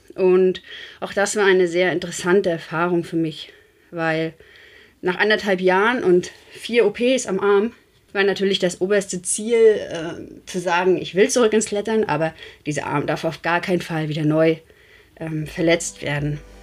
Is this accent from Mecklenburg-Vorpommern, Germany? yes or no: yes; Rostock, Mecklenburg-Vorpommern, Germany; ich komme ja aus Rostock